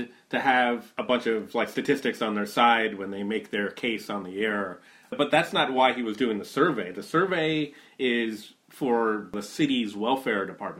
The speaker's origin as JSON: {"language": "English", "region": "Northeast", "country": "United States", "tie": "born or raised there", "said": "I grew up on Long Island Sound in the Northeast, about, you know, 65 miles from Trump Central in the 80s"}